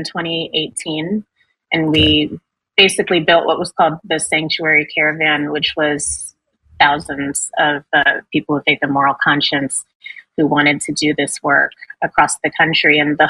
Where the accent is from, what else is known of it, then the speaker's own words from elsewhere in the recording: New York City, New York, United States; we know how to do this, we're from New York City